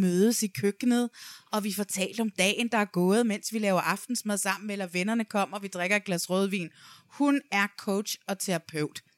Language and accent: Danish; Næstved, Zealand, Denmark; nede i Næstved, hvor jeg kommer fra